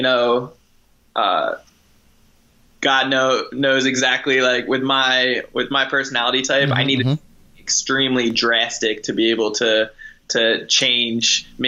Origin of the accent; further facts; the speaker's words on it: New Jersey, United States; moved away as an adult; now in San Diego, United States; I'm originally from New Jersey